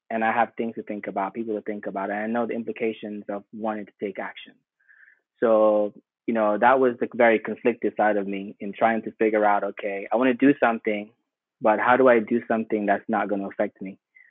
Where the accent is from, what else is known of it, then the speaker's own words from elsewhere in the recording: Jamaica; also born or lived in Sierra Leone; now in United States; I grew up in Jamaica